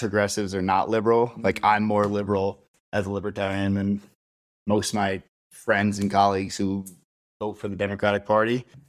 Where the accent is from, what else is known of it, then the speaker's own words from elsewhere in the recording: Cold Spring, New York, United States; moved away as an adult; now in Denver, United States; The town I was born and raised in was called Cold Spring.